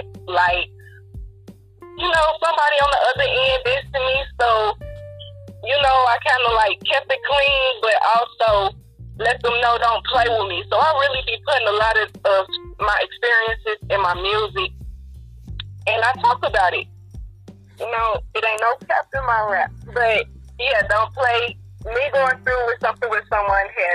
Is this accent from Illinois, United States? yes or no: yes; Chicago, Illinois, United States; now in Texas, United States; I'm from Chicago.